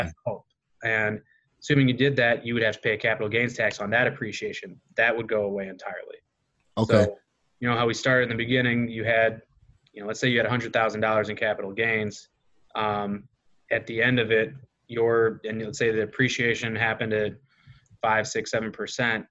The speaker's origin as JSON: {"language": "English", "town": "Kankakee", "region": "Illinois", "country": "United States", "tie": "born or raised there", "said": "coming back to be part of my hometown"}